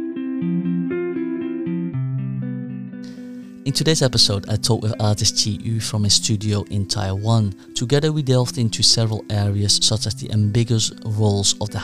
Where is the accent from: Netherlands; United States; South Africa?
Netherlands; moved away as an adult; also born or lived in Korea / United Kingdom; now in Hong Kong; I was born in Korea but raised in the Netherlands in a family environment that was immersed in art and creativity. My formative years were spent in the Netherlands and in the UK